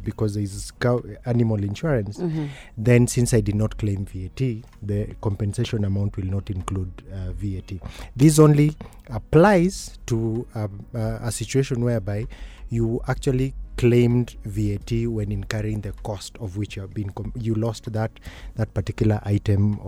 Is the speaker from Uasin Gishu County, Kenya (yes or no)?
yes; Eldoret, Uasin Gishu County, Kenya; also born or lived in Kiambu; I'm from Eldoret, originally from Kiambu Mango.